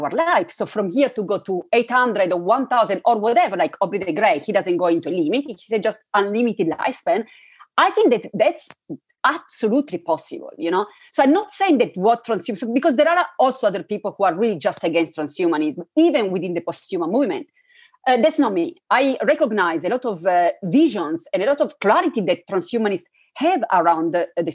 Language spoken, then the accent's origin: English; Turin, Piedmont, Italy; I was raised in Italy, in an interesting city, Turin, where there are many different souls